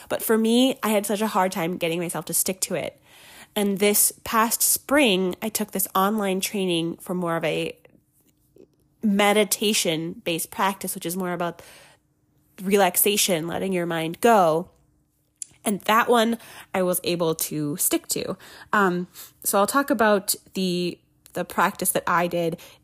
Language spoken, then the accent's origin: English; Minnesota, United States; moved away; I'm originally from Minnesota